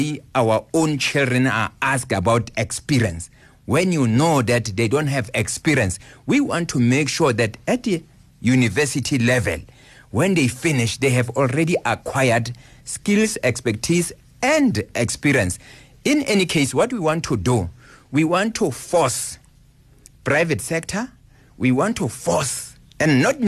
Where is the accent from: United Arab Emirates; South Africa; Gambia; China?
South Africa; Where I come from Gwagwa